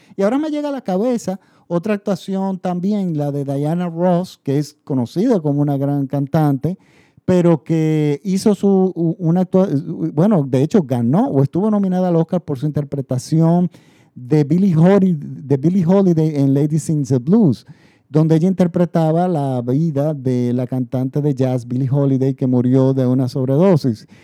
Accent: Dominican Republic; mi país. En República Dominicana

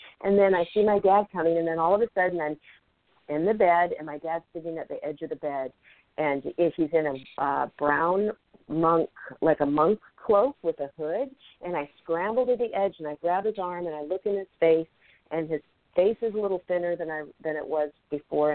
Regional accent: Seattle, Washington, United States; also born or lived in Tacoma, Washington; now in Los Angeles, United States; I grew up in Seattle, Washington

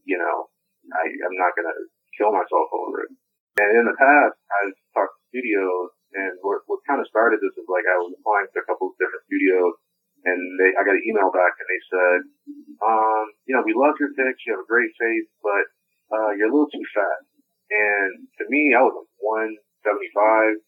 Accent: New Orleans, Louisiana, United States; I was born in New Orleans

